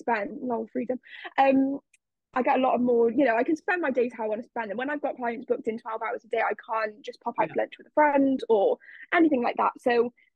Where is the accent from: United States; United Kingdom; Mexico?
United Kingdom; South Wales; I am from South Wales